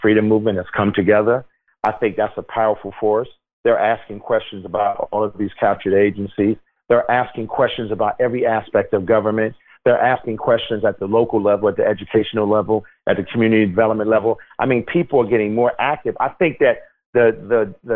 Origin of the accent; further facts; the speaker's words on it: Newark, New Jersey, United States; I grew up in Newark, New Jersey